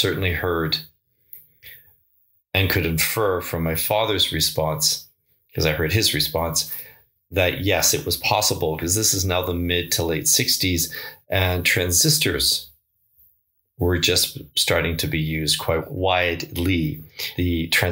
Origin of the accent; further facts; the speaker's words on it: Victoria, British Columbia, Canada; We were living in a duplex just off Shelbourne Street in Victoria